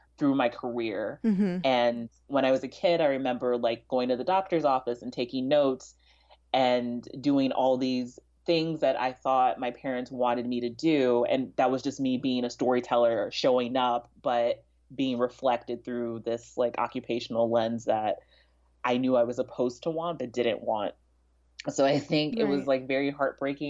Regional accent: Kansas City, Missouri, United States; also born or lived in Prince George's County, Maryland / DMV area; I was born in Prince George's County and then lived in the DMV area up until we moved to Kansas City when I was 5

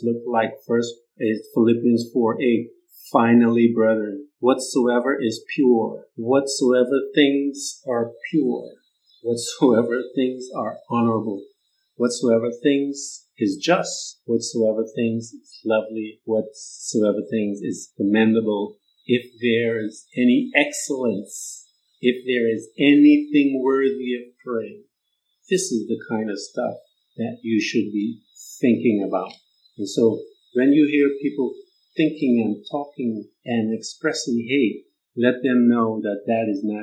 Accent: Guyana; I'm Guyana. Guyanese, and we're from Guyana, and the West Indies

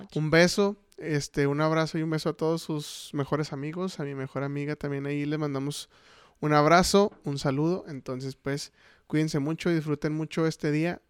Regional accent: Chihuahua, Mexico; somos de Chihuahua

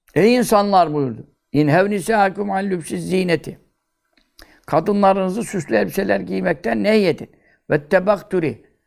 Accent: Görele, Giresun, Turkey; Ben göreleliyim

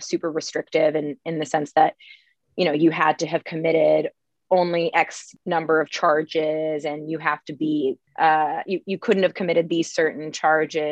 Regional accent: Manassas, Virginia, United States; I'm originally from Manassas, Virginia. It's a smaller town in Northern Virginia.

